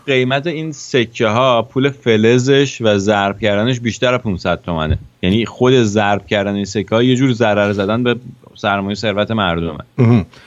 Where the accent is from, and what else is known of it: Iran; moved away